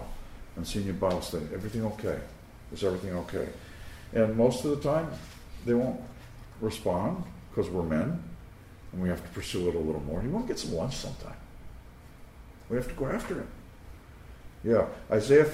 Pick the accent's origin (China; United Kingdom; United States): United States; Long Island, New York; I grew up in the Italian section of Long Island